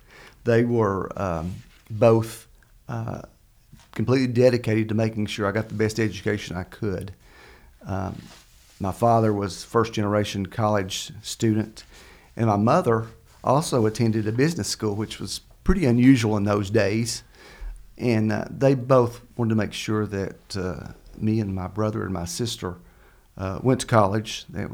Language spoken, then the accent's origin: English; Kentucky, United States; I grew up in Laurel County, yes.